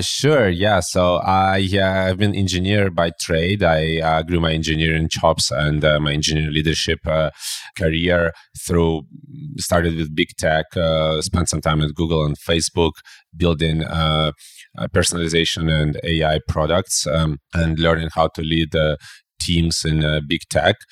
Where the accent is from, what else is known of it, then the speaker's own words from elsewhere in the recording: Belarus; I'm originally from Belarus